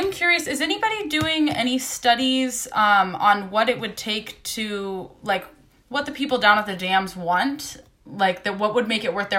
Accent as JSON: {"language": "English", "region": "Ohio", "country": "United States", "tie": "born or raised there", "lives_now": "California, United States", "said": "I grew up in Ohio, so neighbors to West Virginia, right. Moved around a lot. I now live in California"}